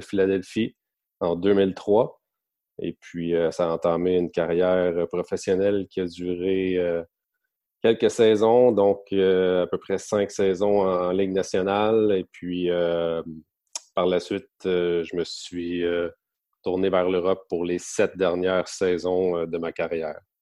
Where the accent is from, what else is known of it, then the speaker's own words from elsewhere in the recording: Gatineau, Quebec, Canada; moved away as an adult; also born or lived in Halifax; now in Drummondville, Canada; j'ai grandi à, à à Gatineau maintenant, donc euh, j'ai fait mon hockey mineur dans ce coin-là